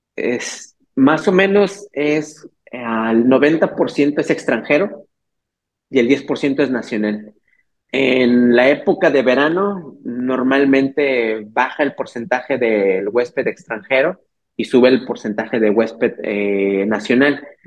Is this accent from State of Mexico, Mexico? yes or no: yes; Teotihuacán, State of Mexico, Mexico; yo soy originario del Estado de México, de allá de, literalmente a veces suena como broma, pero soy de la tierra de dioses, ¿no? Teotihuacán